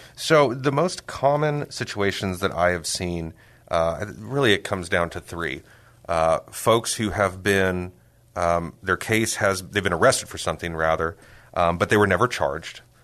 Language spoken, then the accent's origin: English; San Antonio, Texas, United States; also born or lived in Austin; I am a, a native of San Antonio. I was born and raised here. I've lived here, uh, my whole life